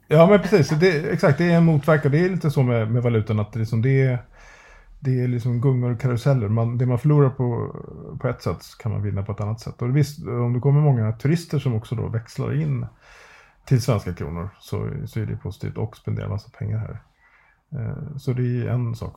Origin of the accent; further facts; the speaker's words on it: Sweden; vi svenskar